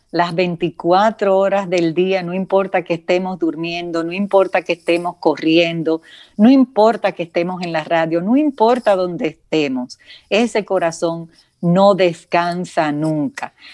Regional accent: San José de Ocoa, Dominican Republic; accent: southern; yo soy de San José de Ocoa, mucha honra.

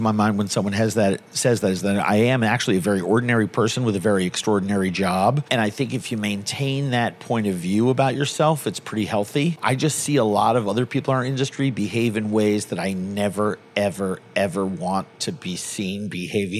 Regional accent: New York City, New York, United States; Born and raised in New York City, New York

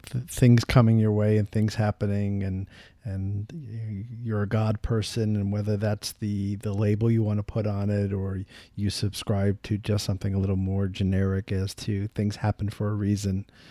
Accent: New York, United States; I'm from New York

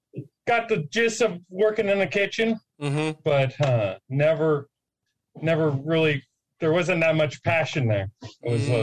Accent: San Luis Obispo, California, United States; moved away as an adult; now in Sacramento, United States; I'm from San Luis Obispo, which is halfway between L.A. and San Francisco.

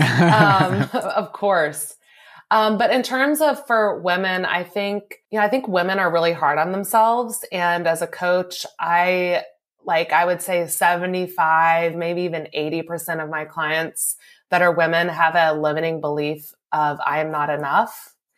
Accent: Louisville, Kentucky, United States; moved away as an adult; also born or lived in New Mexico; I'm originally from Louisville, and so I moved back home here from New Mexico

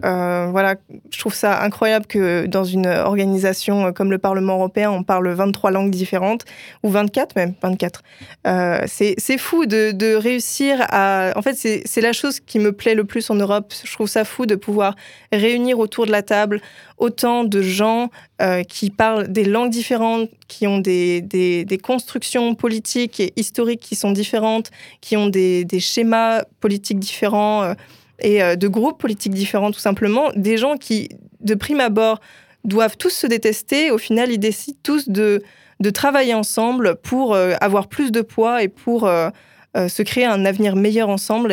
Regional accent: Brest, Brittany, France; moi, je viens de Brest

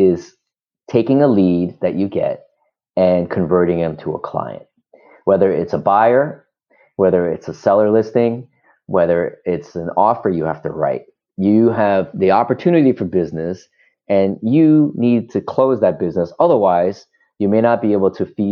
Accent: Teaneck, New Jersey, United States; now in San Francisco, United States; I grew up in Bergen County, New Jersey, and that's the northeast portion. Teaneck, New Jersey was the space

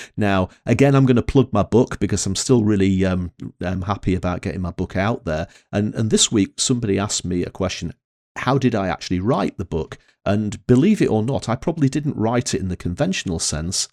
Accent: Northern England, United Kingdom; accent: Northern English; my Northern English accent

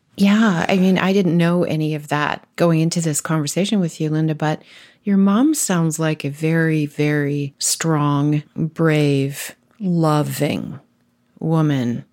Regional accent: Ontario, Canada; I was raised in Ontario

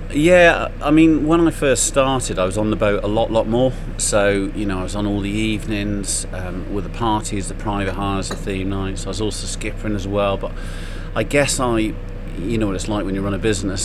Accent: Clun, West Midlands, United Kingdom; also born or lived in London; Shropshire born and bred. Mm-hmm. Um, I grew up around Clun Bishop's Castle area.

